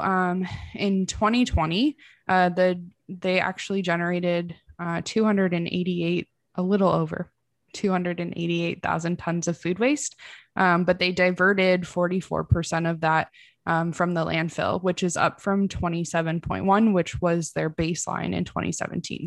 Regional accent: Midwest, United States; I'm from the Midwest.

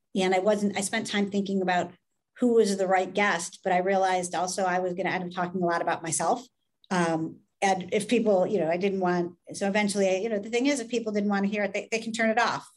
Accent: United States; being an American

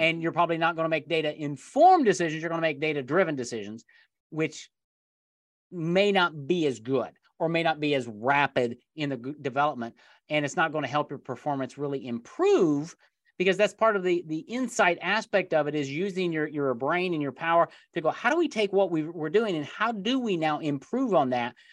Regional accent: Indiana, United States; I grew up in Indiana here in the United States

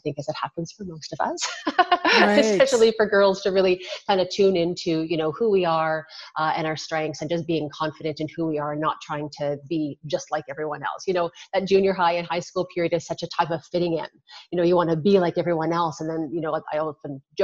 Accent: Regina, Saskatchewan, Canada; I was born and raised in Regina, Saskatchewan

